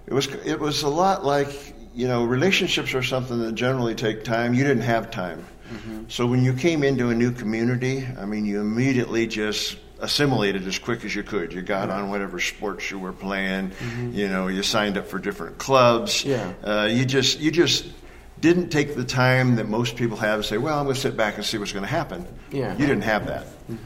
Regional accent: Pacific Northwest, United States; I grew up in the Northwest, Washington, Oregon, Idaho, Montana area.

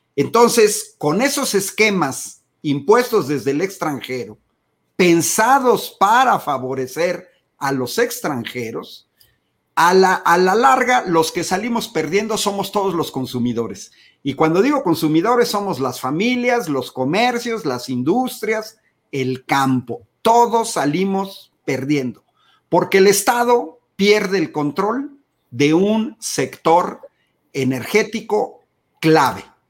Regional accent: Mexico; Yo como mexicano

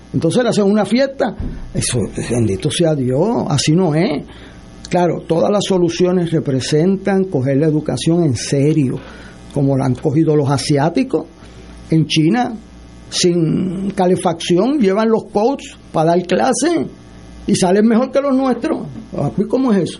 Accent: Puerto Rico; como puertorriqueño

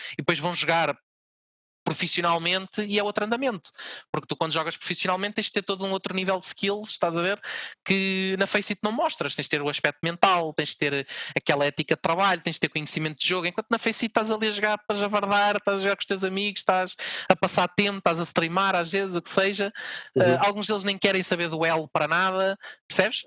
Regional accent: Portugal; nós, a nossa equipa sendo portuguesa

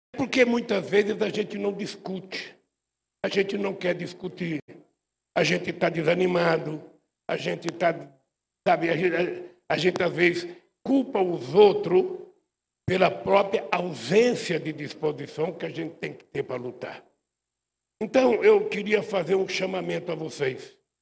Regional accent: São Paulo, Brazil; Eu saí da Vila Carioca, vocês sabem, é aqui perto da Vila Carioca. Morei muito tempo na Vila Carioca

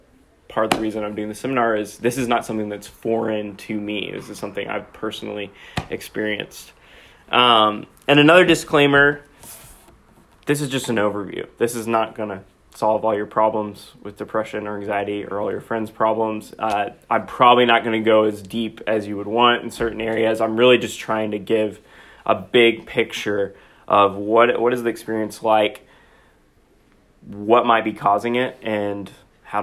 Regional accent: Knoxville, Tennessee, United States; moved away as an adult; also born or lived in Philadelphia, Pennsylvania; now in Indiana, Pennsylvania, United States; I'm originally from Knoxville, Tennessee

